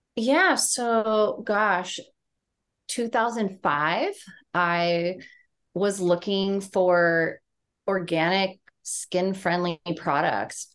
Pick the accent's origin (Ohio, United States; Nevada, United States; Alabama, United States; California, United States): California, United States; San Diego; also born or lived in Charleston, South Carolina; I am from San Diego, California